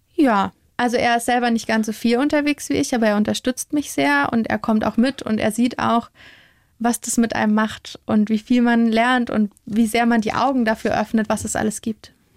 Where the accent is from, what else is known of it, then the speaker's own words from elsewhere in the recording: Bavaria, Germany; wir in Bayern